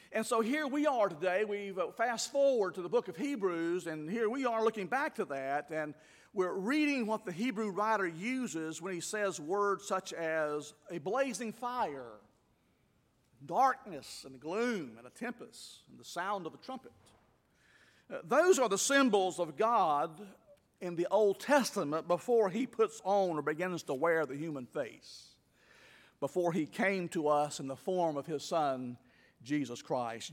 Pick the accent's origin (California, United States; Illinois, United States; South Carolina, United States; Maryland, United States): South Carolina, United States; moved away as an adult; South Carolina. to my hometown